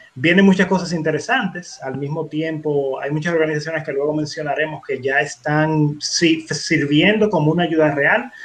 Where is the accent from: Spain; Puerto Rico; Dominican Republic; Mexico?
Dominican Republic; los dominicanos